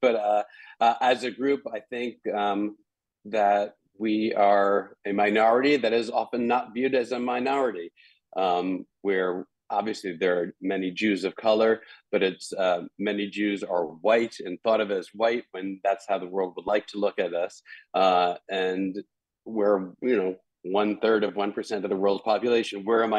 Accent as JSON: {"language": "English", "town": "New Rochelle", "region": "New York", "country": "United States", "tie": "born or raised there", "said": "I grew up in New Rochelle, New York, in the suburbs, 45 minutes north of Manhattan. And from first through eighth grade, I went to an Orthodox yeshiva, Westchester Day School in Mamaroneck, New York."}